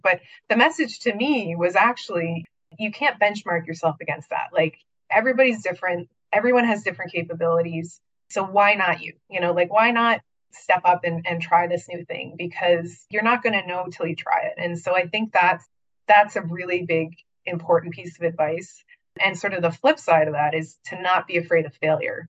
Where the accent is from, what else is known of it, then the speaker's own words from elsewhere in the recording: Niagara region, Ontario, Canada; I'm actually from the Niagara region